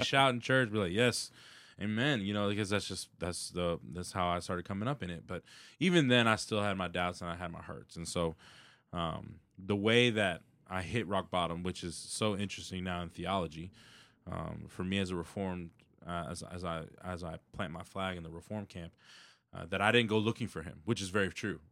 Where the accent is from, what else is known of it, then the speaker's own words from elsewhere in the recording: Houston, Texas, United States; born and raised in Southwest Houston